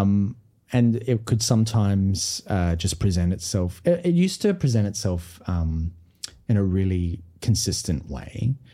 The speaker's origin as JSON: {"language": "English", "town": "Brisbane", "region": "Queensland", "country": "Australia", "said": "I was from Brisbane"}